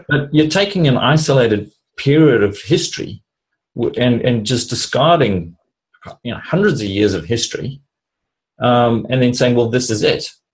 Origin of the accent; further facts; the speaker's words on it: South Africa; moved away; I grew up in South Africa